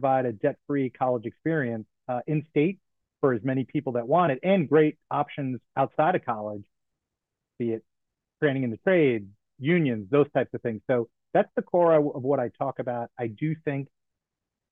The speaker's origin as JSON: {"language": "English", "town": "Bogota", "region": "New Jersey", "country": "United States", "tie": "born or raised there", "moved": "yes", "lives_now": "Maryland, United States", "said": "I was a town councilman in my hometown."}